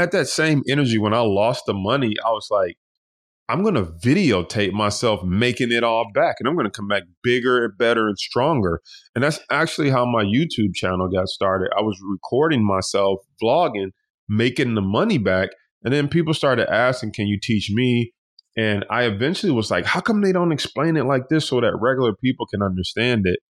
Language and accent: English; Detroit, Michigan, United States; we grew up in Detroit, you know, we was sleeping in sleeping bags